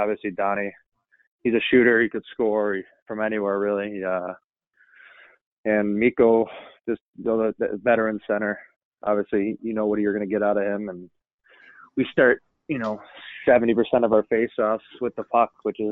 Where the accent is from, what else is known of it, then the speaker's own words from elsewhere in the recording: Chicago, Illinois, United States; I grew up in Chicago